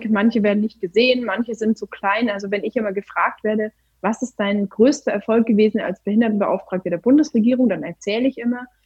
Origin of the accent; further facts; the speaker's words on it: Baden-Württemberg, Germany; weil ich ja doch meine kleine Spießerseite als Schwäbin habe